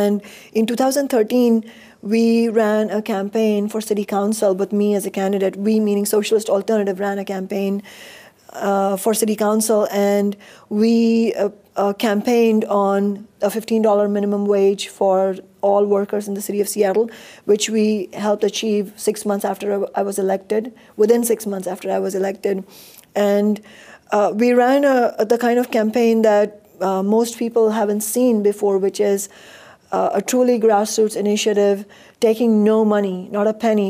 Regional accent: India; now in United States; I was born and raised in India

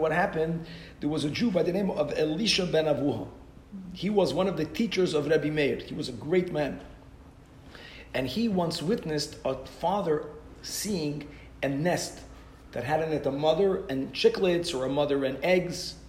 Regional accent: Brazil; I'm from Brazil

